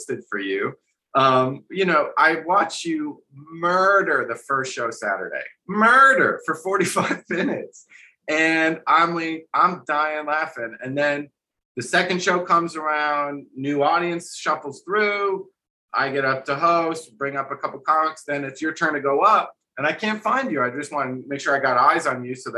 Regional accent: New Jersey, United States; I'm from Jersey

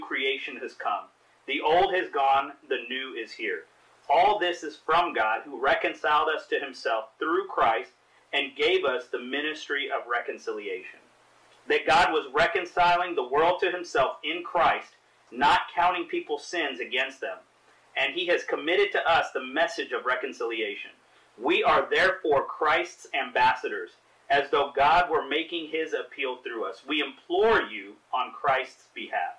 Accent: Kansas City, Missouri, United States; moved away; Born and raised in Kansas City, Missouri

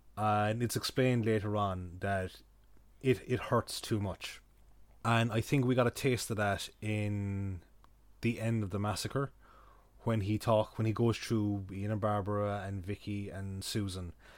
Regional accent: Kerry, Munster, Ireland; now in Cork, Ireland; I'm from Kerry

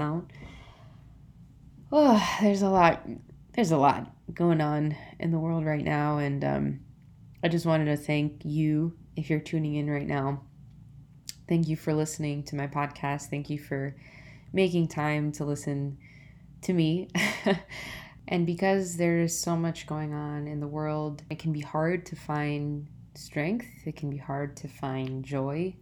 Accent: Providence, Rhode Island, United States; moved away as an adult; also born or lived in Spain / Portugal; Providence is, you know, it's my hometown. It's where I was born and raised

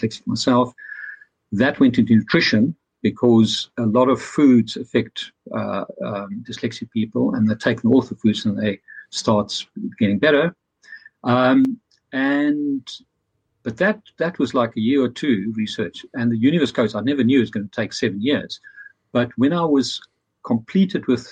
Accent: Pretoria, Gauteng, South Africa; also born or lived in Dublin; now in London, United Kingdom; I'm originally from Pretoria, South Africa, so from the heart of apartheid

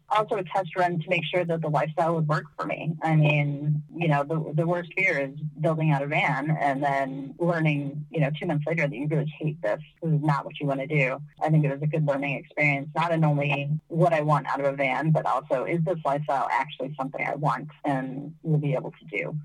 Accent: United States; moved away; my home country, which is the U.S.

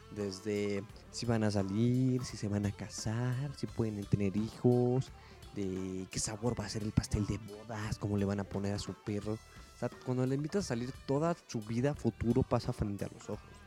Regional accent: Mexico; Es lo que nos toca hacer a los mexicanos. Somos chingones

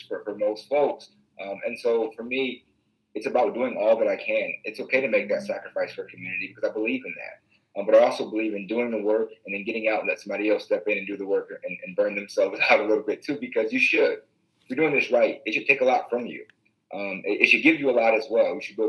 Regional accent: Waterloo, Iowa, United States; I come from Waterloo, which is one of the most diverse cities, the most diverse city in the state of Iowa

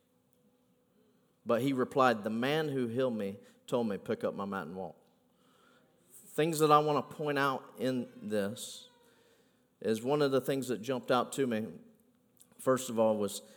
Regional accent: United States; I am from Polk County now

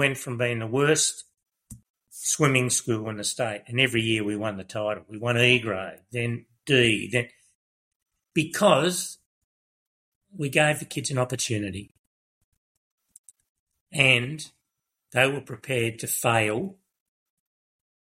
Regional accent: Melbourne, Victoria, Australia; moved away as an adult; also born or lived in Kyabram, Victoria; I was from Broadie. In Melbourne

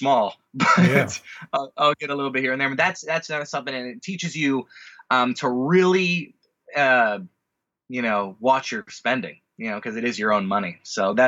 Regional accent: Orange County, California, United States; also born or lived in San Diego / Los Angeles; I am a California native. I was born in San Diego, only lived the first year of my life there, but then mostly raised in Orange County and moved up to L.A. to go to college here

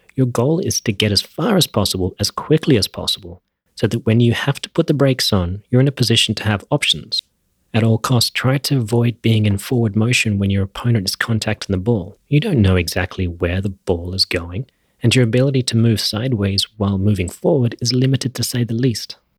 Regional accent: Australia; I grew up in Australia

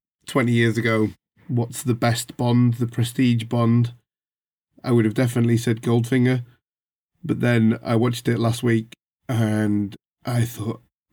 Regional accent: Colwyn Bay, Wales, United Kingdom; we come from Colwyn Bay

